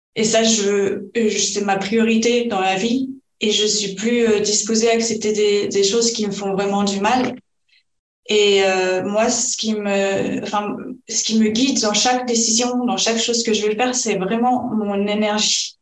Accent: France; moved away as an adult; also born or lived in Spain; nous on est français

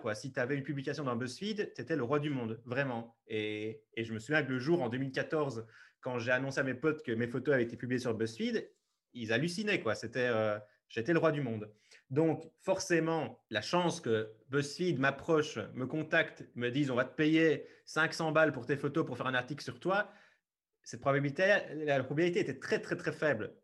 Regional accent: Liège region, Wallonia, Belgium; je suis belge, je viens de la région liégeoise

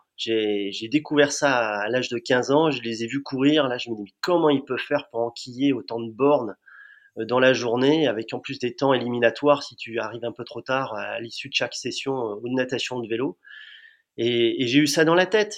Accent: Amiens, Hauts-de-France, France; je suis natif d'Amiens

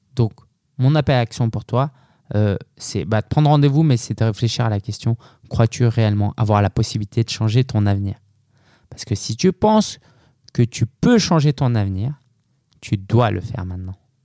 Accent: France; je suis né en France

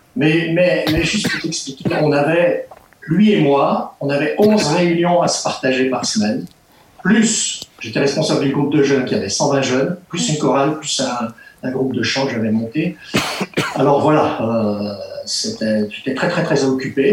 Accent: Ch'ti, Hauts-de-France, France; moved away as an adult; now in Switzerland

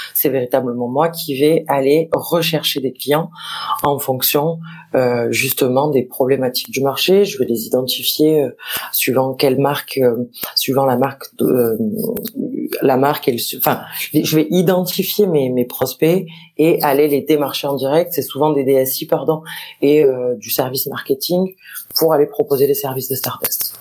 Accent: Marseille, Provence-Alpes-Côte d'Azur, France; je suis marseillaise de pure, souche.

